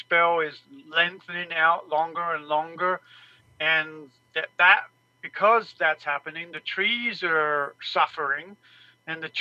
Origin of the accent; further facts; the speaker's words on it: England, United Kingdom; now in Mesa, United States; I grew up in England